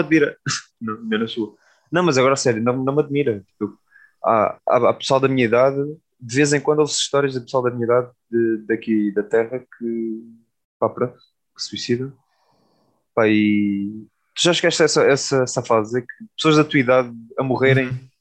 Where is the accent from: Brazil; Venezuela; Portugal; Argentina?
Portugal; Alentejo; now in Lisbon, Portugal; sou do Alentejo